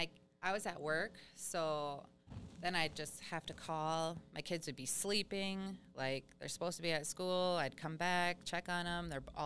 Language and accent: English; Fond du Lac Reservation, Minnesota, United States; also born or lived in Cloquet, Minnesota; Okay, well … I've lived here my whole life. Grew up on Fond du Lac. Live in Cloquet.